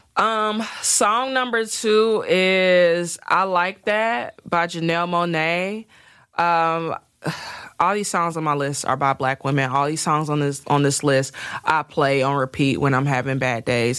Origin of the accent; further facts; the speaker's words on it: Midwest, United States; I'm country as hell, even though I'm from the Midwest